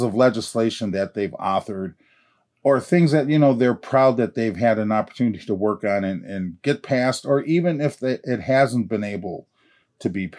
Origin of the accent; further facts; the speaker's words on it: Mille Lacs, Minnesota, United States; I'm from Mille Lacs